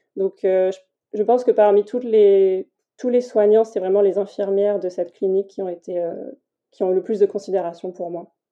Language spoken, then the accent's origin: French; Tours, Centre-Val de Loire, France; now in Toulouse, France; j'habite à Toulouse et je suis originaire de Tours